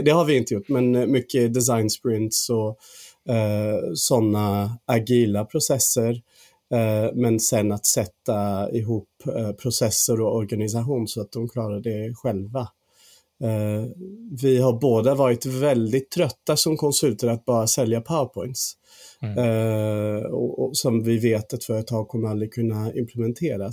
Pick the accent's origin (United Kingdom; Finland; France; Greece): United Kingdom; England; Swedish is a second language; moved away as an adult; now in Sweden; Jag är faktiskt engelsman men har bott här i 13 år